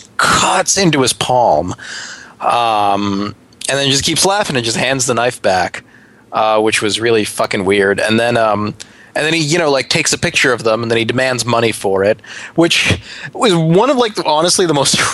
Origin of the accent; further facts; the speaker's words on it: New York City, New York, United States; I'm from Brooklyn